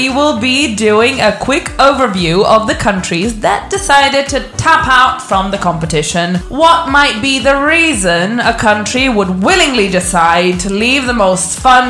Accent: Croatia; I'm from Croatia, and that's one of the countries that spawned out of Yugoslavia.

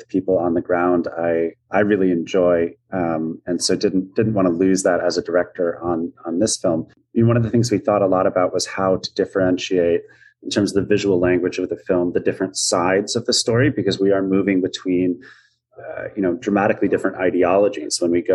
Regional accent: United States; myself as an American

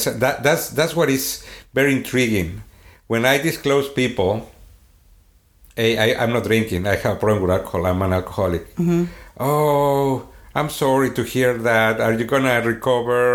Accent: Sweden; accent: Swedish; English is a second language; moved away; my Swedish accent

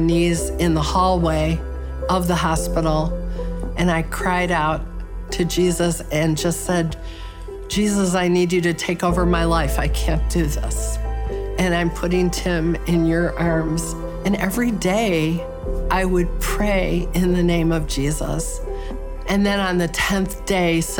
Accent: Chicago, Illinois, United States; I was born and raised in Chicago, still live there

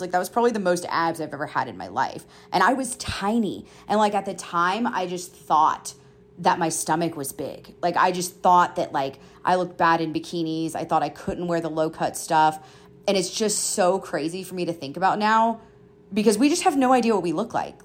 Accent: Georgia, United States; moved away as an adult; also born or lived in Colorado / Florida; now in Utah, United States; I went to college, like, forty-five minutes away from my hometown, and I had always been in Georgia

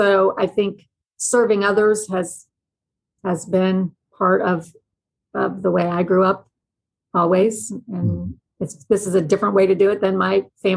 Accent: Kansas City, Missouri, United States; I'm from Kansas City. I grew up in Kansas City, Missouri

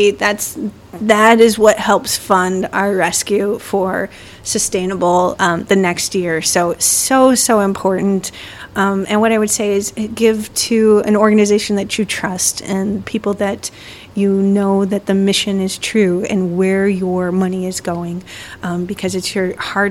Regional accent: Chicago, Illinois, United States; I'm from Chicago

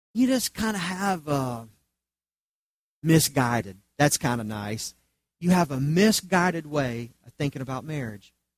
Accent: Charlotte, North Carolina, United States; I grew up in Charlotte under the umbrella of the PTL Club

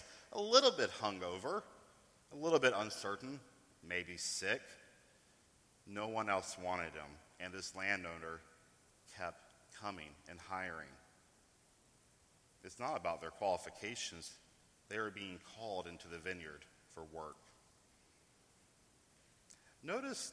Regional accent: East Coast, United States; also born or lived in New York; I come from the East Coast. I still live in New York

